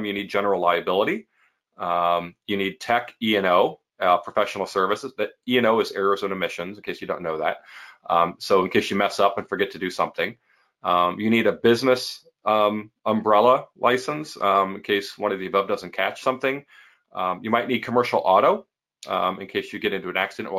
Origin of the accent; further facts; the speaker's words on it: Midwest, United States; I'm from the Midwest